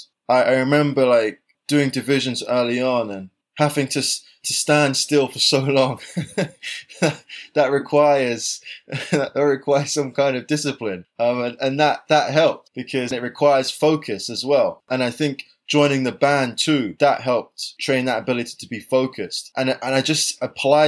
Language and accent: English; London, United Kingdom; where I grew up in South London, I wasn't the fastest or the springiest kid in the neighborhood.